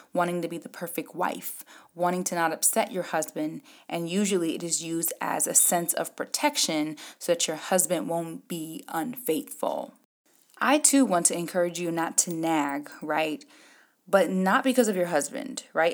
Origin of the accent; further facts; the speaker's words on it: Jamaica; me being Jamaican